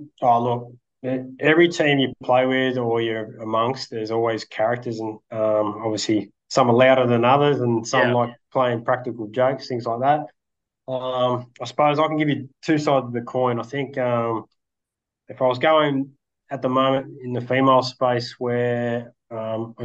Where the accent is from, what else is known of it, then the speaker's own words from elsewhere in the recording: North Coast, near Newcastle, New South Wales, Australia; Was born and bred in Boston, New South Wales, North Coast there, up near Newcastle